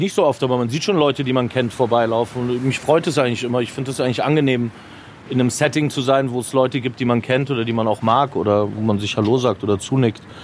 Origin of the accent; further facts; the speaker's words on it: Munich, Bavaria, Germany; moved away as an adult; wo ich aufgewachsen bin, war das schon immer so eine Gegend, die ich spannend fand. Deswegen war es klar für mich, dass ich hierher ziehe, als ich zurückgezogen bin, nachdem ich zehn Jahre weg war